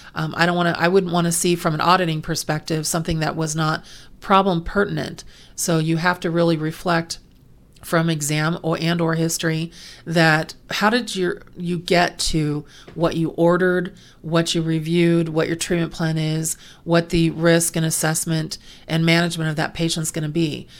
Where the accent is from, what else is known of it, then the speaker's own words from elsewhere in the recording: California, United States; also born or lived in Pennsylvania; I've lived in California my entire life except for three months when I was born in Pennsylvania, but so I consider myself a native Californian